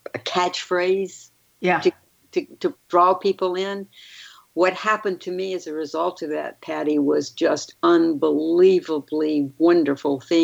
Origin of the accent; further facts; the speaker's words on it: Mobile, Alabama, United States; also born or lived in Atlanta, Georgia / New York / Tuscaloosa, Alabama; I was born in Mobile